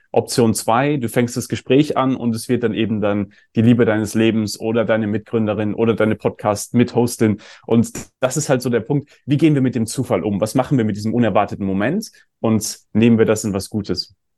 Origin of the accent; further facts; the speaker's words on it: Germany; ich bin ja auch in Deutschland aufgewachsen